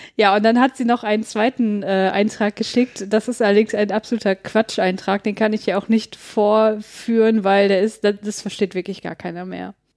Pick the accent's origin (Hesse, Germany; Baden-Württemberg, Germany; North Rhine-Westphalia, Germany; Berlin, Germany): North Rhine-Westphalia, Germany; ich komme ja aus Nordrhein-Westfalen